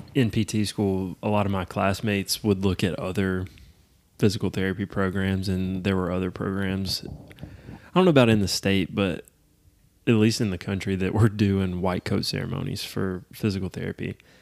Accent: United States; my home country

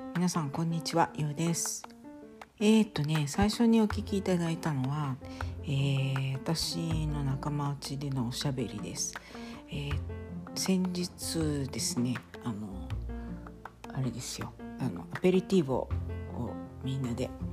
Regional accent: Kansai, Japan; now in Italy; 私はまあ関西出身ですけれども

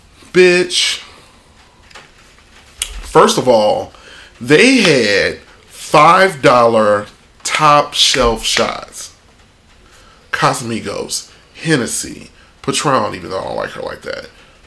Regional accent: Chicago, Illinois, United States; moved away; because I'm from Chicago, and it's what we do. It's what I've done my entire life.

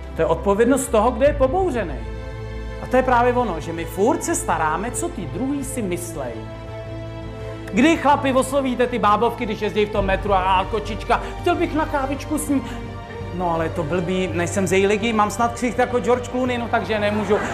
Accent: Czechia; jsme tady u nás v Čechách

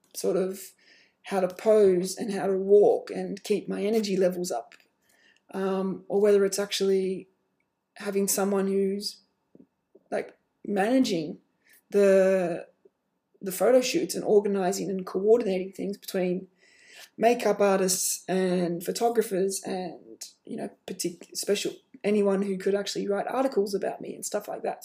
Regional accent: Australia; I am Australian. You know, that's where I'm from.

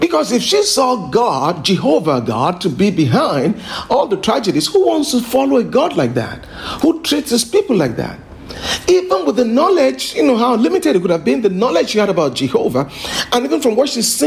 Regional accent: Lagos, Nigeria; being a Nigerian, and of course I grew up in Lagos here

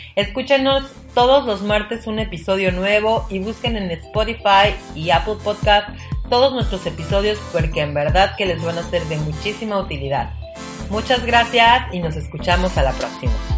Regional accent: Mexico City, Mexico; moved away as an adult; now in Cozumel, Mexico; soy de la Ciudad de México

